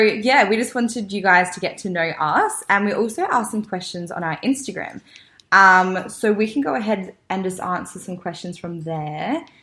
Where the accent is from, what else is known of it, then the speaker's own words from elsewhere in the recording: Adelaide, South Australia, Australia; So I'm 23 from Adelaide.